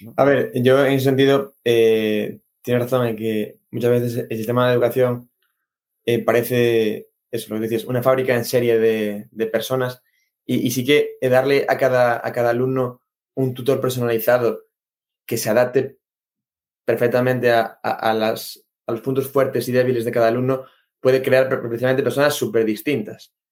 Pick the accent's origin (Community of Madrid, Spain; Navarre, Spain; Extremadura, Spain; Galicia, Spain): Galicia, Spain; moved away; aquí en Galicia, bueno, aquí no, yo vengo de Galicia